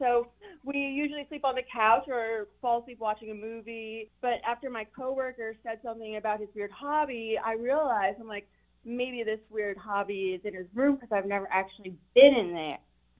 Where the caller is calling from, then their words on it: Chesapeake, Virginia, United States; I am calling from Chesapeake.